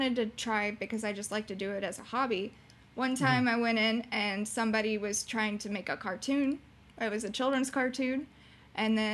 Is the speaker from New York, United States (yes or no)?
no; Orlando, Florida, United States; moved away; when I used to live in Florida, and I grew up in Orlando or around Orlando, Florida